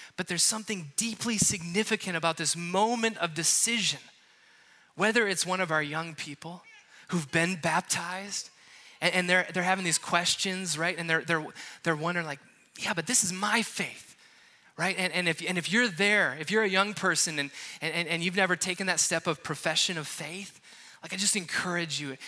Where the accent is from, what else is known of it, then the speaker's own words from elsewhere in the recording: Wisconsin, United States; moved away; I'm from Wisconsin, and I was just there